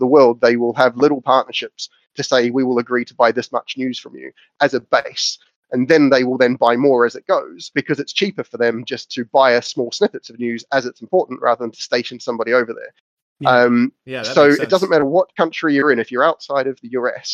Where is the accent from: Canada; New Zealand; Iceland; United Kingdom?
New Zealand; moved away; growing up in New Zealand